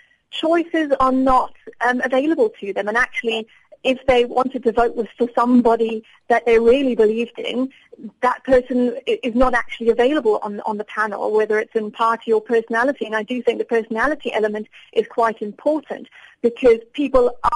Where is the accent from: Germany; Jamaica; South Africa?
South Africa; now in United Kingdom; as a South African